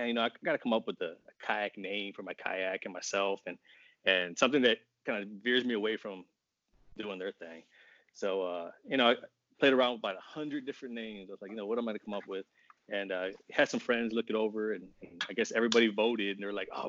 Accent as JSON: {"language": "English", "region": "Texas", "country": "United States", "also_born_or_lived": "Japan", "moved": "yes", "lives_now": "Virginia, United States", "said": "I'm originally from Texas."}